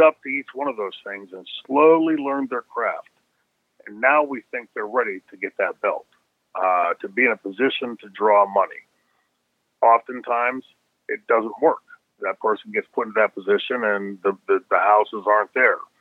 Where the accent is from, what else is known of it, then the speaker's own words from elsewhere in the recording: Pittsburgh, Pennsylvania, United States; we grew up here in Pittsburgh